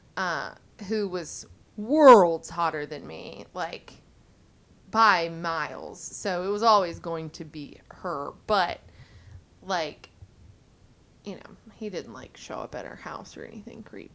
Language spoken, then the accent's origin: English; Mississippi, United States; we had a baby and raised her in Mississippi